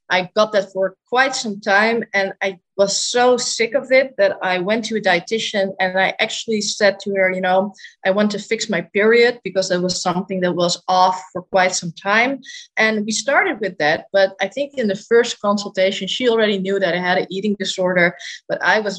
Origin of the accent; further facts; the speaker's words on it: Netherlands; I'm 25 years old and I am from the Netherlands.